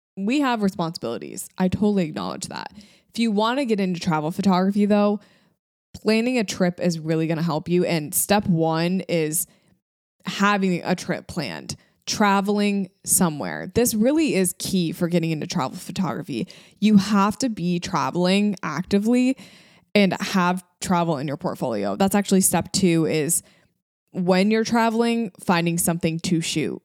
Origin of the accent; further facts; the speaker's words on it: Michigan, United States; moved away as an adult; also born or lived in New York; I was living in New York, but I was from Michigan